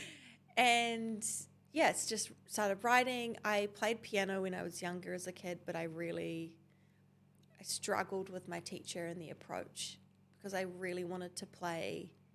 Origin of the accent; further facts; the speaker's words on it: Tauranga, Bay of Plenty, New Zealand; I grew up in Tauranga